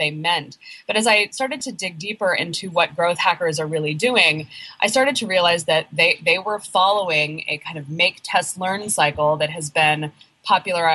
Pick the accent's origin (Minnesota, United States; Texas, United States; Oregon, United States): Oregon, United States; moved away as an adult; now in Brooklyn, United States; I live in Brooklyn, New York. I'm actually from Oregon originally